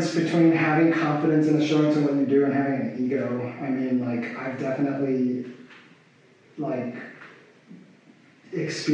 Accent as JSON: {"language": "English", "town": "New York City", "region": "New York", "country": "United States", "tie": "born or raised there", "also_born_or_lived": "Japan", "said": "I moved to New York from Japan when I was like a little kid. Like I was like only a little older than 1 year old"}